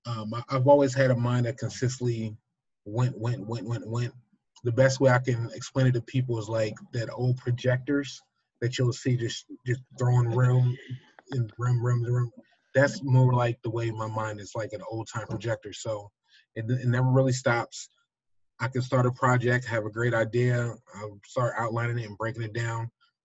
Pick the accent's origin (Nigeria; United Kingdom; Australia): Nigeria; I am extremely happy to tell the world anytime I can that I am a Nigerian man. I stem from the Fulani and the Yoruba people.